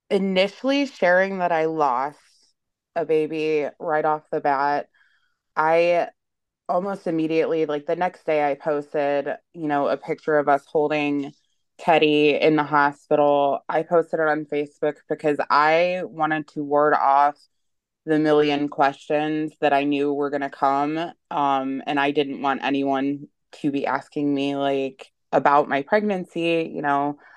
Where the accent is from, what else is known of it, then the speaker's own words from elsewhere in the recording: Ohio, United States; um, I'm from Ohio in the USA.